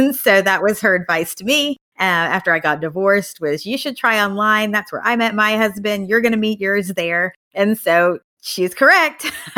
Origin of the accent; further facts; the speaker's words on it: Tennessee, United States; moved away as an adult; now in Austin, United States; I grew up in Tennessee.